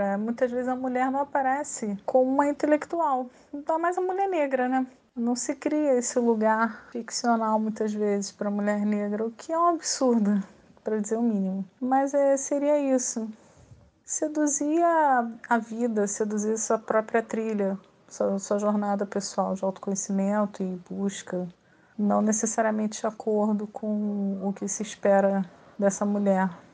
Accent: Rio de Janeiro, Brazil; eu nasci no Rio de Janeiro, eu cresci no Rio de Janeiro, eu vivo desde sempre no Rio de Janeiro

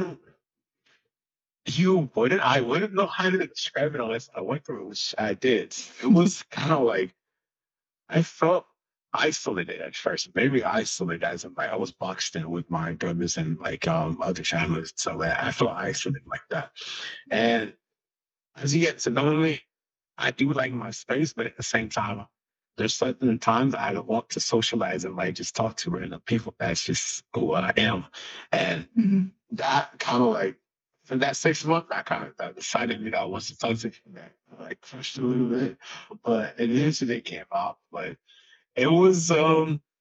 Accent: Haiti; moved away as an adult; also born or lived in Texas; now in United States; born in Haiti. I was born in Haiti, raised there for 20 years, and then in 2010, I moved here

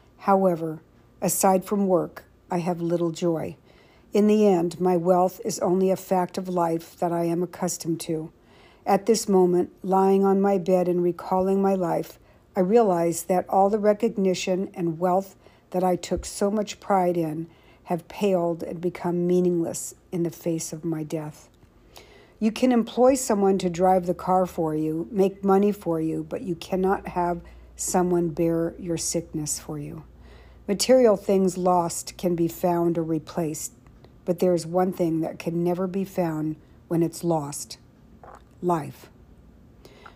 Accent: Saratoga, California, United States; I was born and raised in Saratoga, California

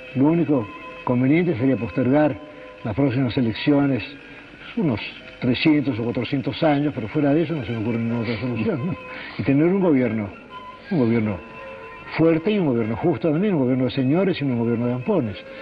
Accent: Argentina; hablo como argentino

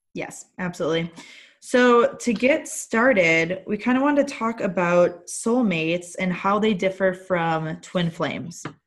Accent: Wisconsin, United States; I'm from Wisconsin and still live in Wisconsin, have my entire life

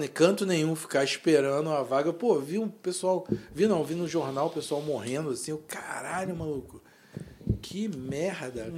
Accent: Rio de Janeiro, Brazil; a gente é da Zona Oeste

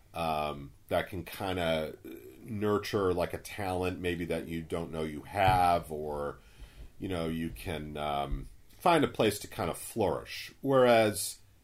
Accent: Braintree, Massachusetts, United States; moved away as an adult; also born or lived in Bronx, New York; I grew up in Braintree, Massachusetts, very, you know, middle-class, upper-middle-class suburbs

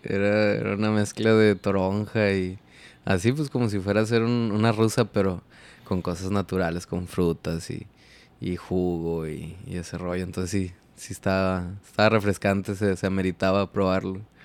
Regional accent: Ciudad Acuña, Coahuila, Mexico; Yo soy de Acuña vengo del norte

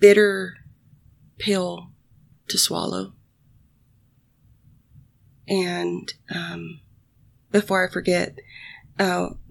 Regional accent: United States; I'm American

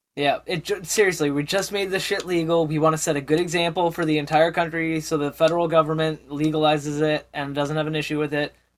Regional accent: Canada; as a Canadian

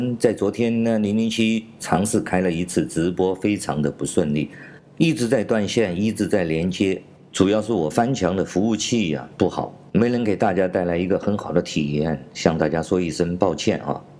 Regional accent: China; 所以说，强盗文化和流氓文化呢，是在我们中国非常普遍的一个现象，甚至可以说是构建了我们中国人文环境的最重要的基础。

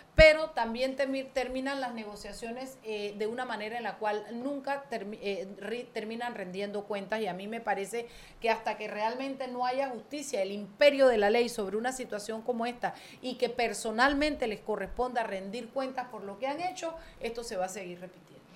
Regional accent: David, Chiriquí, Panama; moved away; la feria de mi pueblo, la feria de San José de David

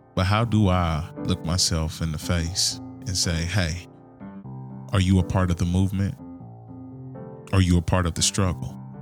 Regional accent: Kansas City, Missouri, United States; now in suburbs of Kansas City, United States; I grew up in Kansas City

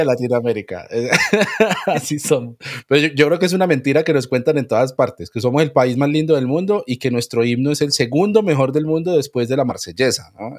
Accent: Colombia; los colombianos somos

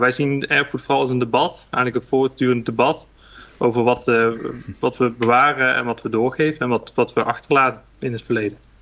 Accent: Hilvarenbeek, North Brabant, Netherlands; also born or lived in Nijmegen; now in Rosmalen, Netherlands; geboren in Hilvarenbeek, vlakbij de de grens met België

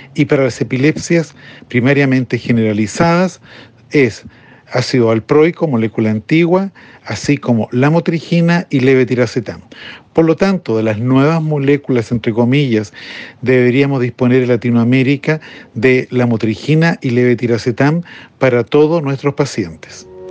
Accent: Chile; mi país, Chile

